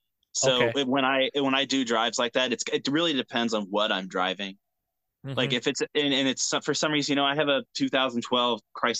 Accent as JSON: {"language": "English", "town": "Dayton", "region": "Ohio", "country": "United States", "said": "I'm from Dayton, Ohio."}